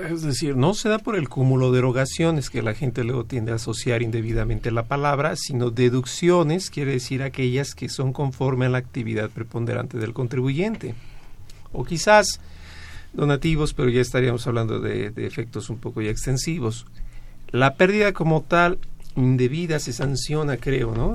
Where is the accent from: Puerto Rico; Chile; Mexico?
Mexico; somos de México